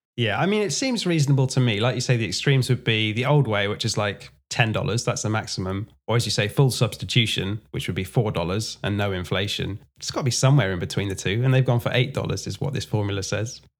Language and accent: English; England, United Kingdom; I'm from England